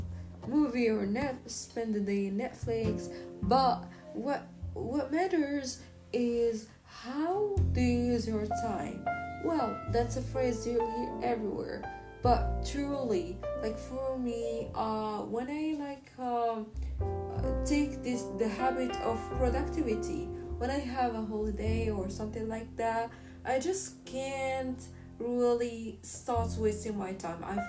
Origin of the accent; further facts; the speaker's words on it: Casablanca, Casablanca-Settat, Morocco; I'm from Casablanca